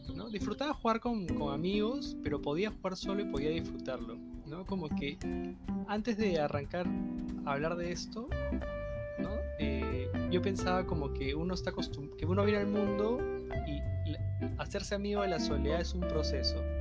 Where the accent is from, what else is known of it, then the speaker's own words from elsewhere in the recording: Chaclacayo, Lima, Peru; yo crecí en Chaclacayo